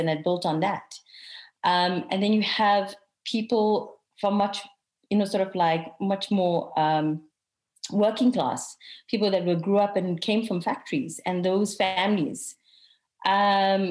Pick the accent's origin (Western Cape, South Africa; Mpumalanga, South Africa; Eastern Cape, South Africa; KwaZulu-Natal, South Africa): KwaZulu-Natal, South Africa; Durban; I also have family from Durban. I'm also from Durban.